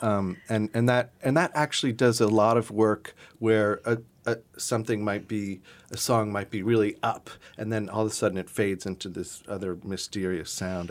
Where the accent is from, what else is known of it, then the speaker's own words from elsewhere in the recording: South Carolina, United States; I grew up in South Carolina, and I grew up sort of adjacent to a lot of Gullah and Geechee, um, communities